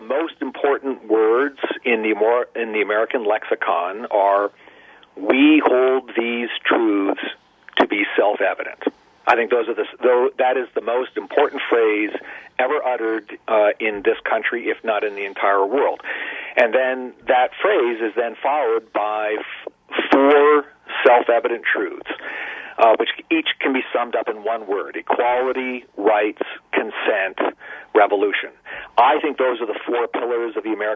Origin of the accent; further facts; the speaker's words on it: Ontario, Canada; moved away as an adult; now in United States; I was born and raised in Ontario, Canada